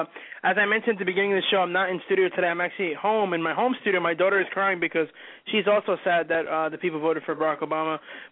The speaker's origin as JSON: {"language": "English", "region": "New Jersey", "country": "United States", "said": "Unfortunately, we are from the Democratic state of New Jersey."}